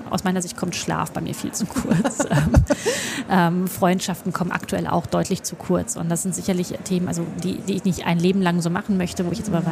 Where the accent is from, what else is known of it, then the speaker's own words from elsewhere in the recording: Hesse, Germany; moved away as an adult; now in Berlin, Germany; ich komme ja aus Westdeutschland